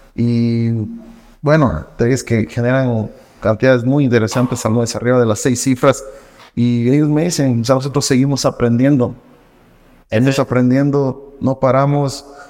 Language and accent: Spanish; Loja, Ecuador; soy de Loja, orgullosamente lojano